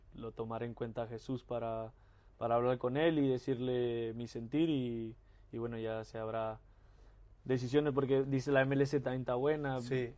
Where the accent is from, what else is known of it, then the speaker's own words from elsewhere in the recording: Mexico; moved away as an adult; uno como, mexicano siempre quiere volver a su país